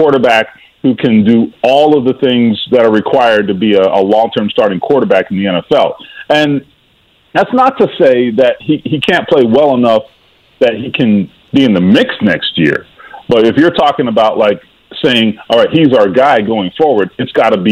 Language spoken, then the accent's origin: English; Miami, Florida, United States; now in Midwest, United States; The Miami Dolphins, my hometown team